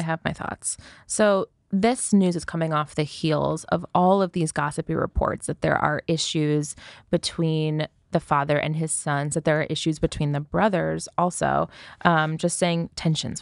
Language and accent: English; United States; as an American